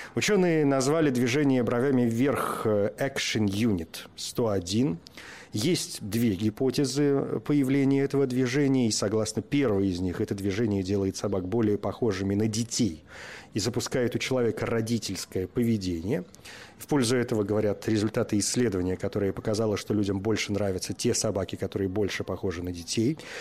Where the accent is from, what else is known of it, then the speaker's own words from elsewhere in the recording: Murmansk, Murmansk Oblast, Russia; moved away; я родился в Мурманске за полярным кругом, в общем, мое детство и юность прошли там